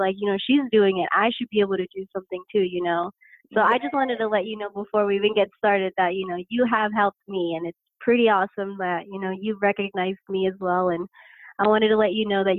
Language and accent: English; Lancaster, California, United States; I was born actually here in Lancaster, California. I'm still here